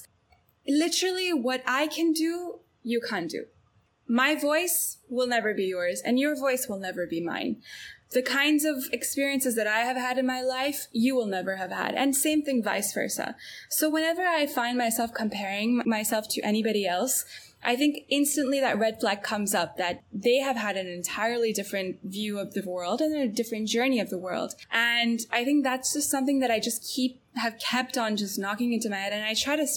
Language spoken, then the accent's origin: English; Antwerp, Flanders, Belgium; moved away as an adult; Growing up in Antwerp, there's usually, you know, one of two places or three places that people go to study